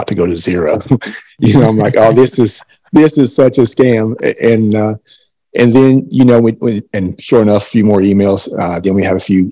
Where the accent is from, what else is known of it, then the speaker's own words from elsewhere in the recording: Eastern Kentucky, United States; moved away as an adult; now in Knoxville, United States; I'm originally from Eastern Kentucky, born and raised, and I've lived in Knoxville for the last 5 years